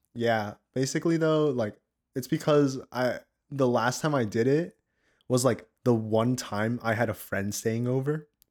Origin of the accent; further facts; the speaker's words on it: the South, United States; I'm from the States, you know, I'm from the, I'm from the South